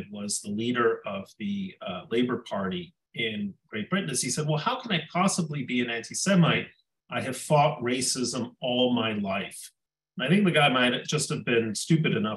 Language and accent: English; Mexico; moved away; When I was a child growing up in Mexico